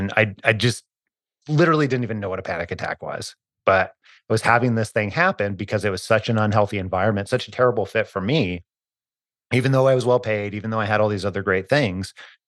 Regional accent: Idaho, United States; I was born and raised in Northern Idaho, almost as far as you can go before you hit the Canadian border. But I grew up pretty poor.

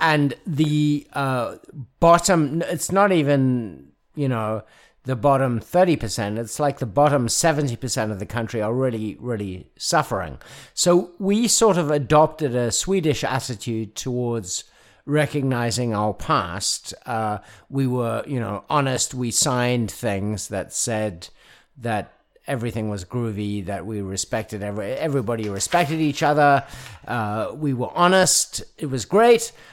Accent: South Africa; now in Nashville, United States; as a South African

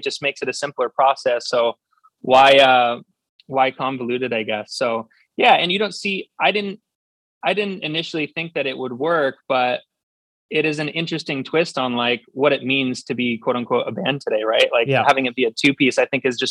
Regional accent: Southern California, United States; growing up in Southern California

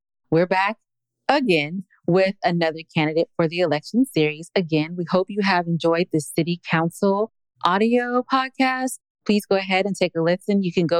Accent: California, United States; moved away; I'm from California

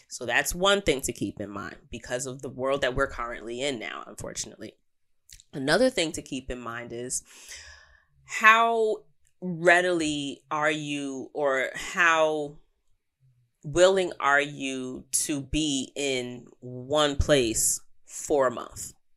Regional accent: New York, United States; As an American, as a New Yorker

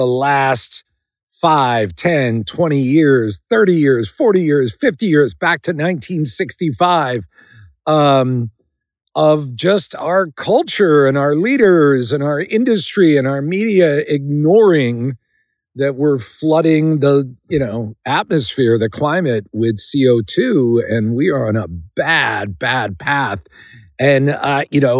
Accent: Philadelphia, Pennsylvania, United States; outside Philadelphia, where I'm from

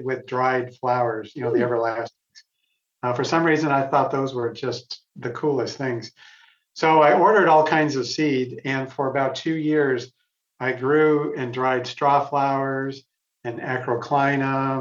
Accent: West Michigan, United States; moved away; I went to Michigan State because I grew up in West Michigan

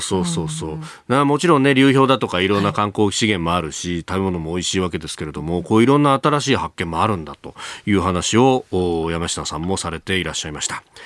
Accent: Yokosuka, Kanagawa, Japan; 僕はあの横須賀の出身

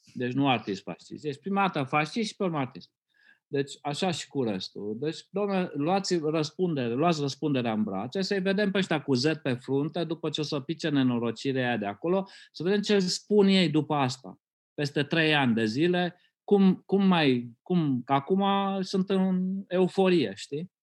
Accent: Romania; eu când am crescut în România comunistă

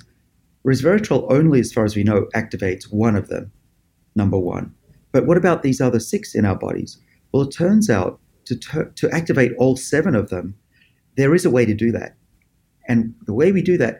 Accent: Australia; moved away as an adult; now in Boston, United States; I was born in Australia. You can probably tell from my accent.

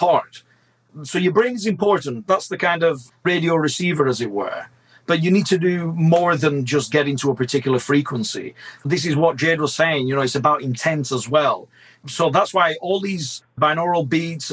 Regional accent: Blackburn, North West England, United Kingdom; Both of my parents are Italian. I was born in Blackburn, Lancashire, hence the curse of my accent.

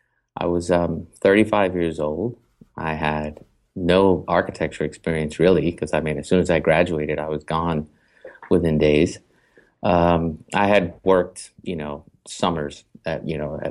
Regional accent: New York City, New York, United States; moved away as an adult; also born or lived in Boston; now in Los Angeles, United States; I was born in New York City in '71, grew up in Brooklyn

